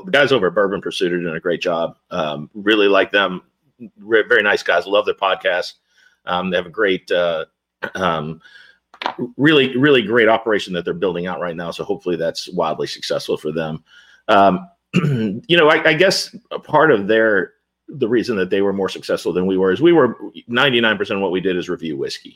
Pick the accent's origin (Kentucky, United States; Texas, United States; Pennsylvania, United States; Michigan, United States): Kentucky, United States; Louisville; I grew up in Louisville